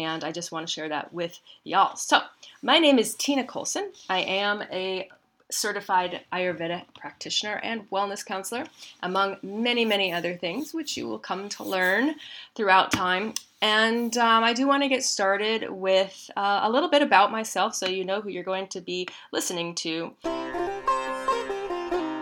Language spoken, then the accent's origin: English; Midwest, United States; I grew up in the Midwest.